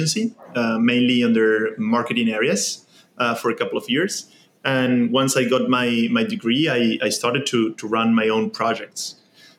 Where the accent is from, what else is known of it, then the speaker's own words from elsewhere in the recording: Argentina; I was born in Argentina. I grew up there